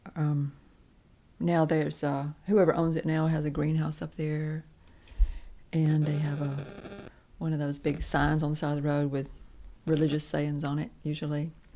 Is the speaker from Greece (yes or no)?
no; Lawrence County, Alabama, United States; I was born and raised in Lawrence County